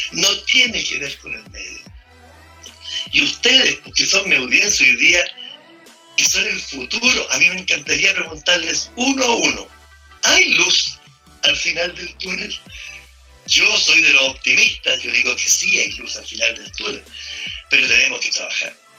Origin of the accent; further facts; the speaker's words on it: Chile; estos somos los chilenos